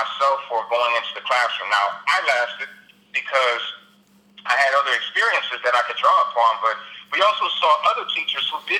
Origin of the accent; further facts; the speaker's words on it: Detroit, Michigan, United States; moved away as an adult; I was born and raised in Detroit, Michigan